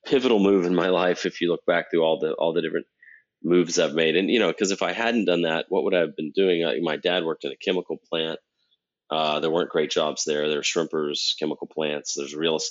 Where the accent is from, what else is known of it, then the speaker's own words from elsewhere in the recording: Texas, United States; moved away as an adult; also born or lived in Germany / Florida; this chemical plant town that I grew up in Texas